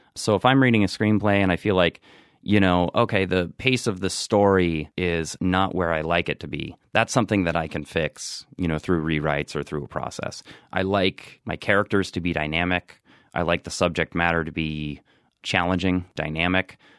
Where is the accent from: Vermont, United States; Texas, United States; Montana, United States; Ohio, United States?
Ohio, United States; Marietta; moved away as an adult; also born or lived in New York; I actually grew up in, uh, southeastern Ohio. It's a, it's a small town called Marietta, Ohio